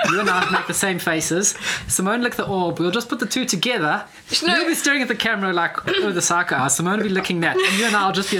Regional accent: South Africa; I'm South African.

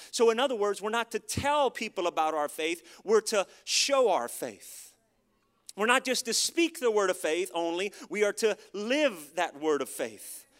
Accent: United States; as an American living in America

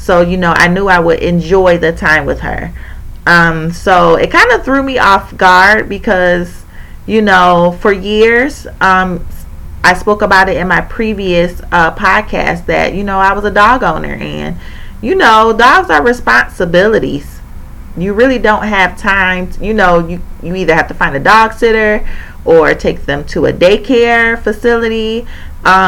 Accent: Indiana, United States; I'm from Indiana, and I live in Indiana.

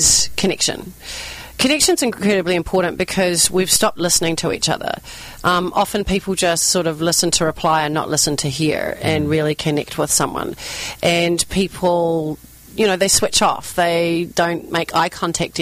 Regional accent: New Zealand; accent: New Zealand; moved away; this is my New Zealand accent. I'm originally from New Zealand.

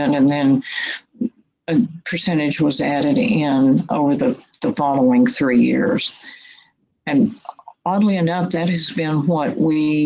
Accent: Marshall, Texas, United States; also born or lived in Washington State / Houston, Texas / Austin, Texas / Longview, Texas; now in Kilgore, United States; I was originally from Marshall, which is, you know, 35 miles away

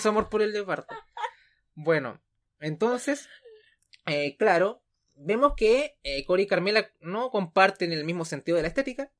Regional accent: Chile; como decimos acá en Chile

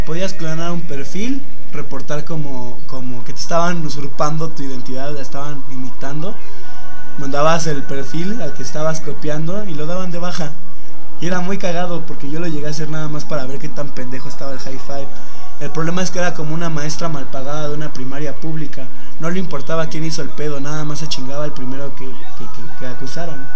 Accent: Mexico; Yo soy mexicano

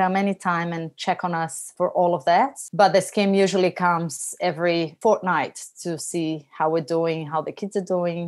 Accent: Brazil; now in Australia; I am from Brazil. I moved here

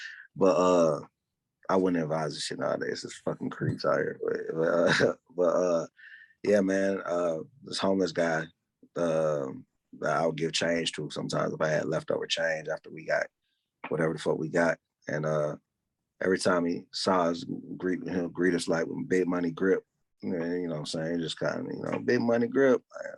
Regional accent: Decatur, Georgia, United States; Yeah, Decatur. But it's kind of like East Atlanta, the East Side.

